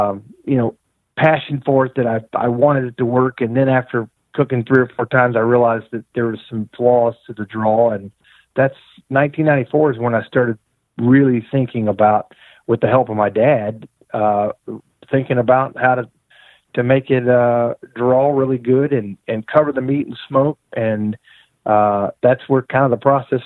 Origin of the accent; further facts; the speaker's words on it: East Tennessee, United States; also born or lived in Nashville; I was raised up in East Tennessee